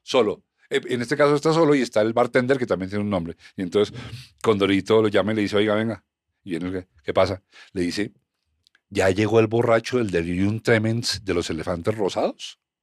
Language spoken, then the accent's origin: Spanish; Colombia